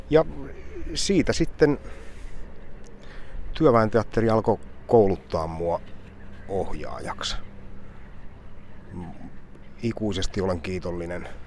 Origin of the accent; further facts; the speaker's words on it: South Savo, Finland; Enonkosken liepeillä. Niin, että mä oon aina pitänyt itteeni semmoisena puolisavolaisena.